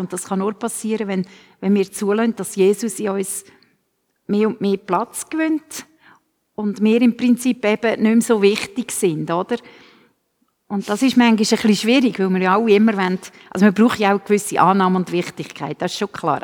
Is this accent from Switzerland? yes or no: yes; Switzerland; bei uns in der Schweiz